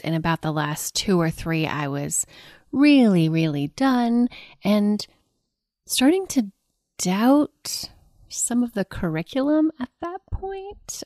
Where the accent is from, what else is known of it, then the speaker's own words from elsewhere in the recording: Del City, Oklahoma, United States; I grew up in a suburb of Oklahoma City called Dell City